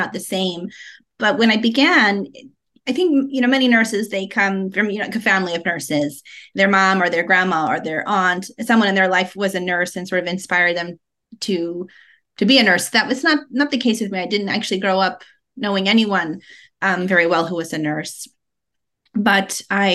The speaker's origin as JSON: {"language": "English", "region": "Colorado", "country": "United States", "tie": "born or raised there", "moved": "as an adult", "lives_now": "Las Vegas, United States", "said": "I'm originally from Colorado, and that's where I grew up."}